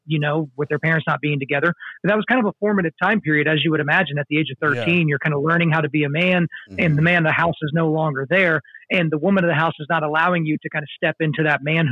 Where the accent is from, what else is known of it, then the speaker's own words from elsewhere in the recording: Oklahoma, United States; I grew up in Oklahoma.